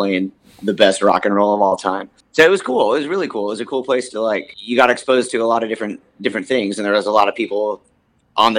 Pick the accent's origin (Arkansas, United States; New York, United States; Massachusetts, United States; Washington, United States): Washington, United States; Bellingham; born or raised there; also born or lived in Mount Vernon, Washington / Seattle, Washington